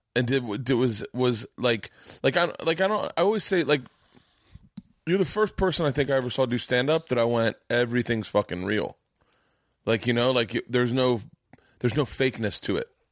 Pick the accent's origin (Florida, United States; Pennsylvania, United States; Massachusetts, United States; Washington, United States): Florida, United States; I grew up in Florida